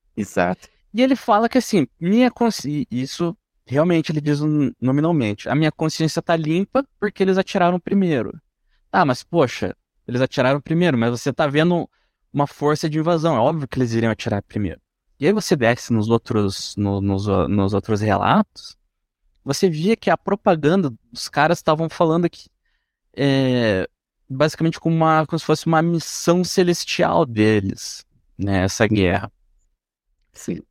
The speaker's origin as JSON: {"language": "Portuguese", "country": "Brazil", "said": "como brasileirinho médio aqui"}